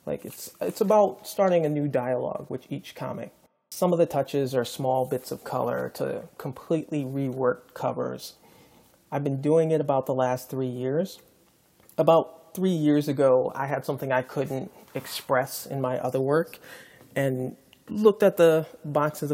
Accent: Baltimore, Maryland, United States; now in Brooklyn, United States; I'm a painter from Baltimore, Maryland, living and working in Brooklyn, New York right now

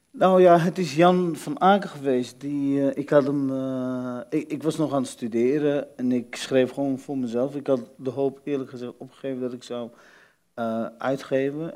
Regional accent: Netherlands; als kind in Nederland

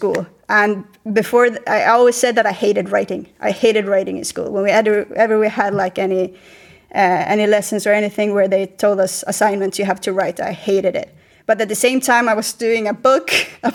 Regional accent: just outside of Malmö, Skåne, Sweden; now in Spain; I grew up just outside of Malmö, where everyone supports Malmö FF

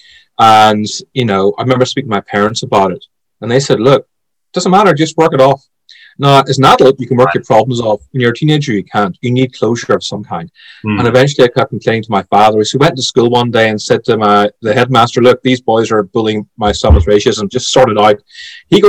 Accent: Belfast, Northern Ireland, United Kingdom; But as far as I'm concerned, I'm Irish. I was born in Belfast. I was raised there.

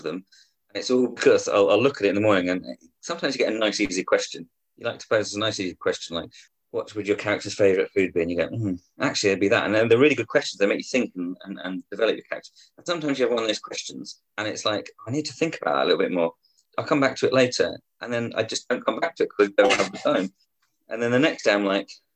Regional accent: Guernsey; now in Yorkshire, United Kingdom; I'm originally from Guernsey in the Channel Islands, but I now live up in Yorkshire in England.

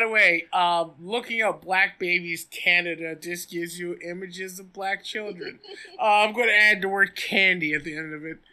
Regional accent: the South, United States; as a Southerner

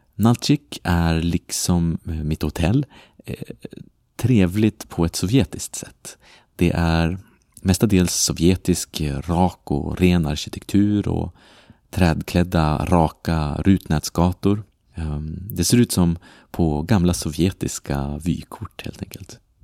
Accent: Sweden; moved away as an adult; now in Brussels, Belgium; jag är uppvuxen i Sverige

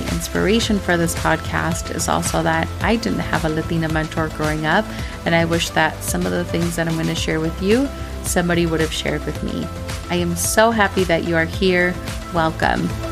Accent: Minnesota, United States; growing up in Minnesota

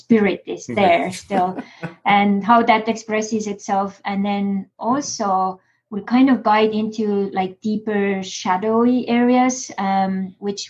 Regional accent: Estonia; now in United States

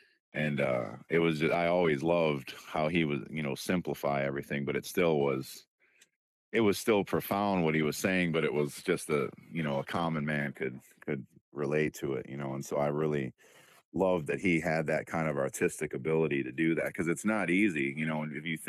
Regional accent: Detroit, Michigan, United States; like I said, we're from Detroit.

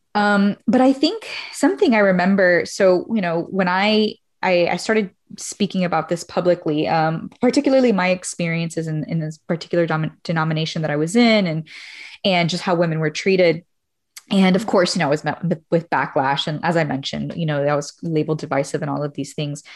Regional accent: Miami, Florida, United States; moved away as an adult; I'm Cuban American, originally from Miami

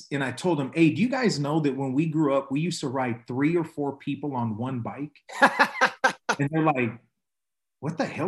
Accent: Ontario, California, United States; I grew up in Ontario, California. I would say that I grew up there for most of my youth, my childhood

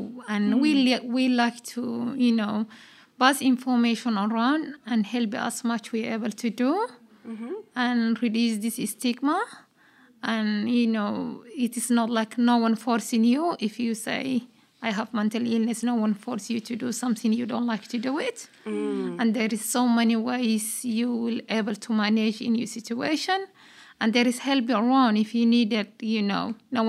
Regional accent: Kakuma, Turkana County, Kenya; English is a second language; I'm from Kakuma refugee camp. And since I born, my country was civil war, killing one another, you know.

